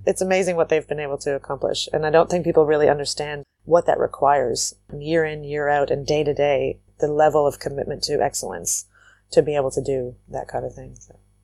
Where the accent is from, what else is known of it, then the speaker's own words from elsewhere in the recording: Waterloo, Ontario, Canada; also born or lived in New Zealand; I come from Waterloo, Ontario, Canada, which is a, it's a city with agriculture right outside of it. And I grew up on an organic farm